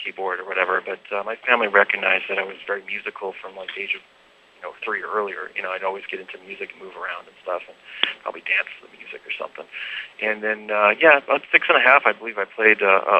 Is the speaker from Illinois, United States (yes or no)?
yes; outside of Chicago, Illinois, United States; now in California, United States; I'm originally from outside of Chicago